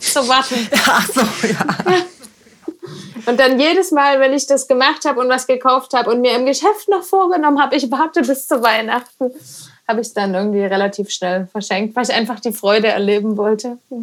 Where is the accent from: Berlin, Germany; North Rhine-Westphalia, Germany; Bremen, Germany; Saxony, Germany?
Saxony, Germany; Dresden; also born or lived in Herrnhut; now in Reckenfeld, Germany; da komme ich ja her, ich bin ja in Dresden geboren